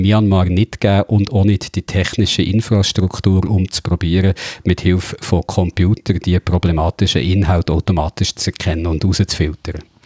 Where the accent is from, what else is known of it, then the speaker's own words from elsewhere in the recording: Switzerland; bei uns in der Schweiz